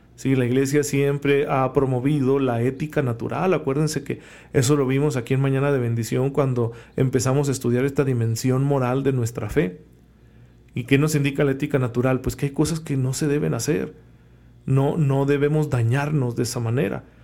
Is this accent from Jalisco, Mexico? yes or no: no; Saucillo, Chihuahua, Mexico; moved away; mi pueblo, a, al bonito Saucillo